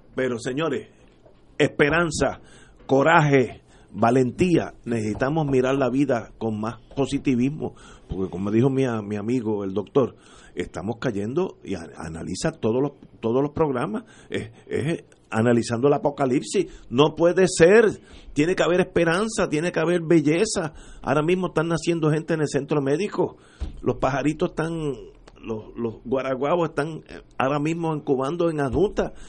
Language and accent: Spanish; Puerto Rico; como puertorriqueño